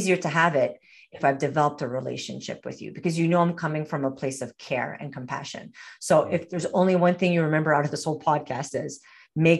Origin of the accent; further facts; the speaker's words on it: Montreal, Quebec, Canada; moved away as an adult; now in Alberta, Canada; I'm not originally from Alberta. I'm originally from Montreal, Quebec.